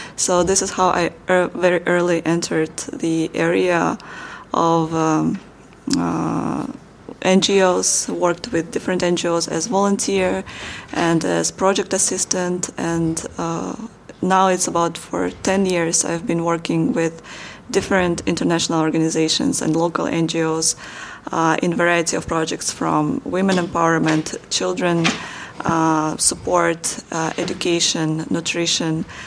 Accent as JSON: {"language": "English", "country": "Kazakhstan", "tie": "born or raised there", "moved": "as an adult", "said": "my hometown, my home country"}